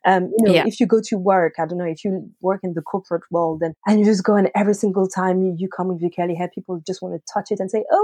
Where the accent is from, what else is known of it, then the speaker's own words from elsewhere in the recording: France; English is a second language; moved away as an adult; now in United Kingdom; I'm from France, so I'm not a British native